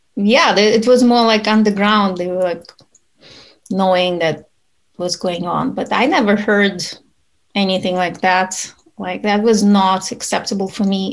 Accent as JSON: {"language": "English", "country": "Ukraine", "also_born_or_lived": "Utah", "moved": "as an adult", "lives_now": "United States", "said": "I'm originally from Ukraine. I moved to United States when I was an adult already."}